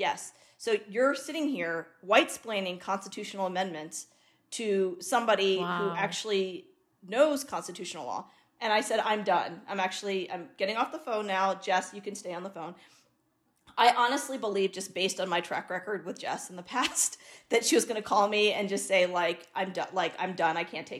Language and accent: English; India; I'm an Indian woman, I'm a brown woman